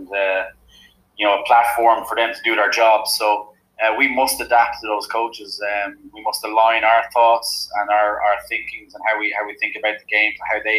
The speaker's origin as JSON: {"language": "English", "town": "Bray", "region": "Leinster", "country": "Ireland", "moved": "as an adult", "lives_now": "Limerick, Ireland", "said": "I'm originally from Bray in County Wicklow, which is just a couple of kilometres south of Dublin."}